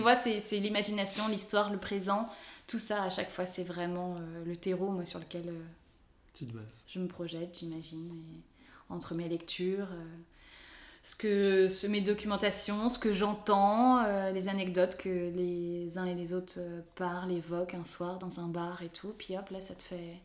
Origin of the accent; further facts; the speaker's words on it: Nantes and Rennes, Brittany, France; moved away as an adult; also born or lived in Italy; moi qui suis bretonne, puisque je suis nantaise et rennaise, donc ça fait Bretagne.